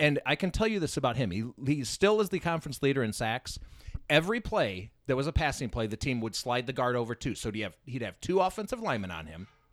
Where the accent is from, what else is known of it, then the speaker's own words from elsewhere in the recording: Chicago, Illinois, United States; where I grew up in Chicago, our high school coaches had ties to Northwestern